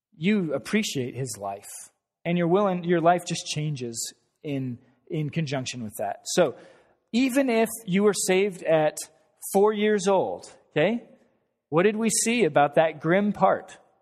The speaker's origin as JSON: {"language": "English", "region": "Wyoming", "country": "United States", "moved": "yes", "said": "I'm from Wyoming"}